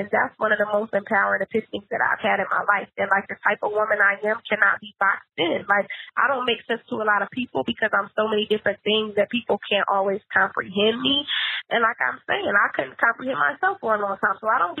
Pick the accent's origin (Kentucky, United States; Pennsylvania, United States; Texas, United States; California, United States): Pennsylvania, United States; Philadelphia; because I'm a little hood, because I'm from Philly, you know.